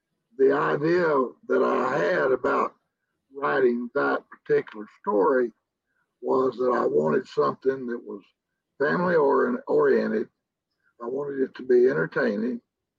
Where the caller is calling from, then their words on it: San Angelo, Texas, United States; San Angelo, Texas.